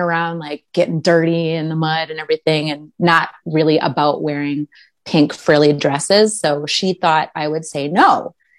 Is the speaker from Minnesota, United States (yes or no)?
yes; Minnesota, United States; I grew up mostly in Minnesota